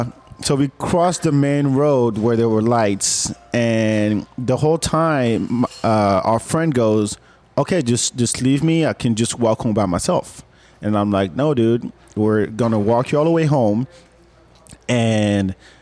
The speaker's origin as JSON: {"language": "English", "country": "Senegal", "moved": "yes", "lives_now": "Austin, United States", "said": "In case you haven't met me, I'm originally from Senegal, West Africa."}